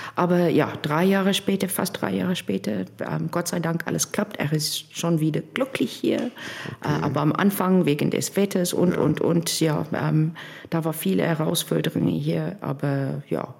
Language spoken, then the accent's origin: German; Cape Town, Western Cape, South Africa; German is a second language; moved away as an adult; now in Bremerhaven, Germany; wir sind beide in, in Kapstadt aufgewachsen